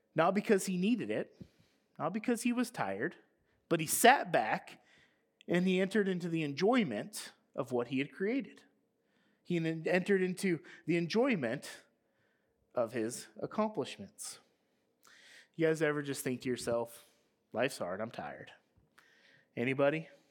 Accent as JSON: {"language": "English", "country": "United States", "tie": "born or raised there", "said": "we were growing up in America"}